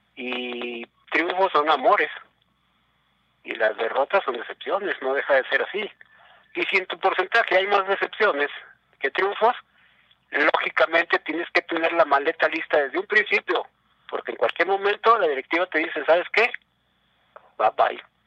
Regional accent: Mexico; como mexicano aquí

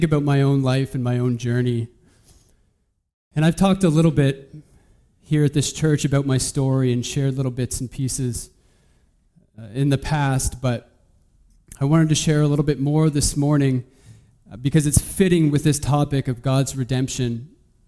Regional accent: Saint John, New Brunswick, Canada; also born or lived in Moncton; so I'm from St. John

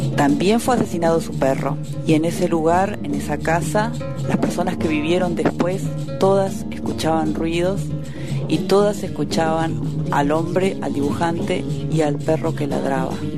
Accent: Los Antiguos, Santa Cruz, Argentina; mi pueblito, Los Antiguos

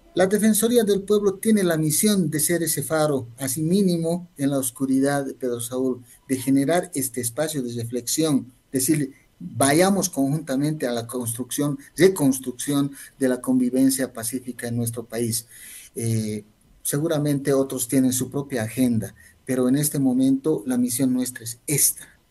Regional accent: Bolivia; reconocernos como bolivianos y bolivianos

